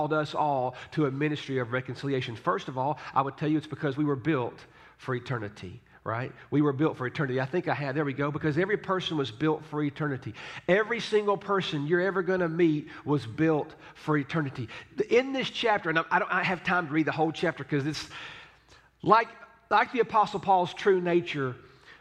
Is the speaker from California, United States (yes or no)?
no; Tullahoma, Tennessee, United States; I grew up in Tullahoma